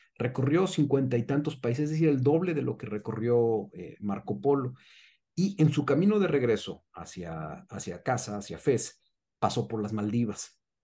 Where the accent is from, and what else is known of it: Mexico